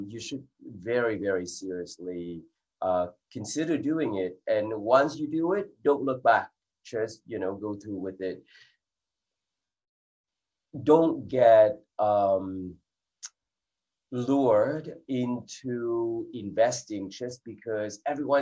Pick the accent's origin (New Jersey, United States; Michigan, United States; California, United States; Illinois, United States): California, United States; Silicon Valley; also born or lived in England; I grew up in Silicon Valley in California